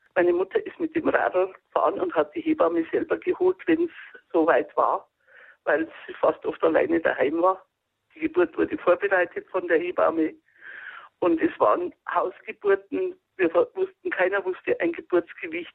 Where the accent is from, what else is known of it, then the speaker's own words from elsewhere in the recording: Freising district, Bavaria, Germany; ich komme aus dem Landkreis Freising und bin ein Bauernkind